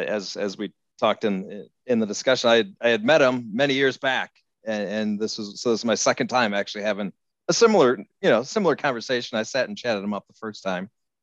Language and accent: English; Illinois, United States; my home state of Illinois.